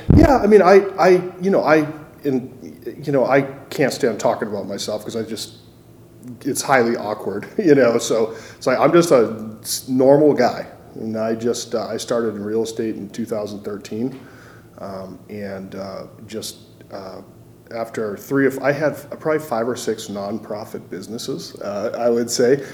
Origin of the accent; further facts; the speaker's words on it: Massachusetts, United States; now in Missoula, United States; I grew up in Massachusetts